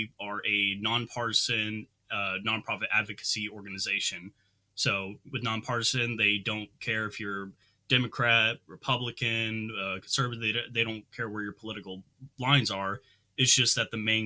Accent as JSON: {"language": "English", "region": "Texas", "country": "United States", "tie": "born or raised there", "said": "growing up in Texas and in America"}